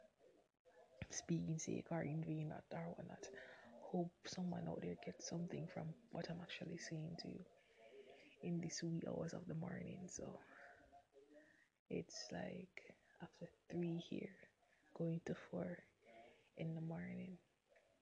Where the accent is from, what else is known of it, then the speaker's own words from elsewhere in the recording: Jamaica; I'm a Jamaican. I'm one of Flow Telecommunications brand ambassador here in Jamaica